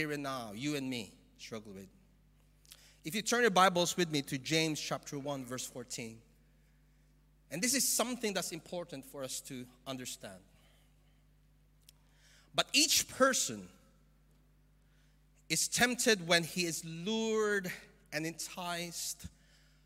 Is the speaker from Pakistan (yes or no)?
no; Philippines; moved away; I'm from the Philippines